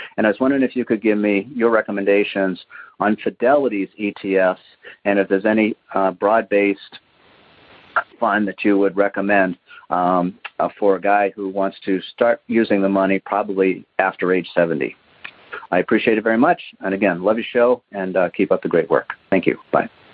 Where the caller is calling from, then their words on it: Muskego, Wisconsin, United States; I'm calling from Muskego, Wisconsin